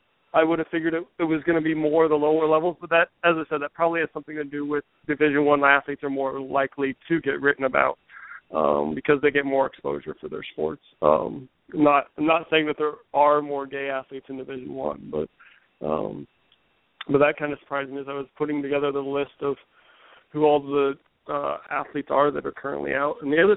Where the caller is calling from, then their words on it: Roanoke, Virginia, United States; Roanoke, Virginia.